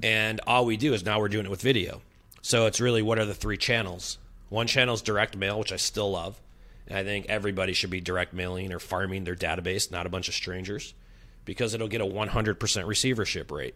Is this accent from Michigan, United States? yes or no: no; Chicago, Illinois, United States; moved away as an adult; now in San Diego, United States; I'm coming in as a transplant. I'm from Chicago